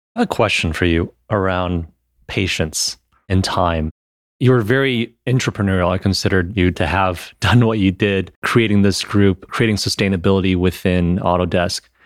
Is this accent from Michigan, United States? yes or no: yes; Michigan, United States; I'm from Michigan originally